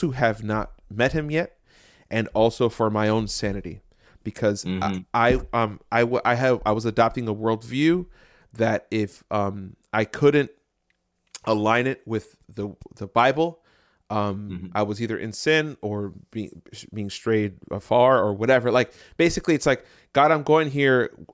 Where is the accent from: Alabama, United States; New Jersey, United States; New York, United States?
New Jersey, United States; Jersey City; I grew up in Jersey City